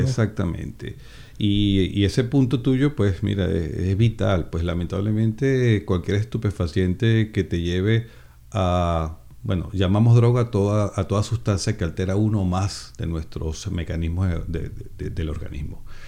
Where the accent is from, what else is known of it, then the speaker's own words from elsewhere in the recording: Venezuela; moved away; Tengo 56 años y pues, soy venezolano